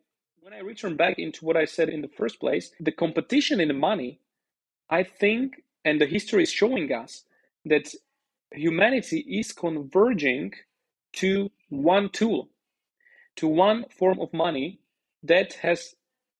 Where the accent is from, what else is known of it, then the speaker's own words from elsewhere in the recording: Slovakia; first language Slovak; English is a second language; now in Roatan, Honduras; My native language is Slovak.